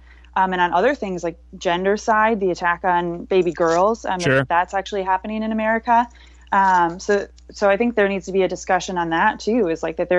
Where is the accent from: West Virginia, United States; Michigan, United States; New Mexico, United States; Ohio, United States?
Michigan, United States; outside of Detroit; I was raised outside of Detroit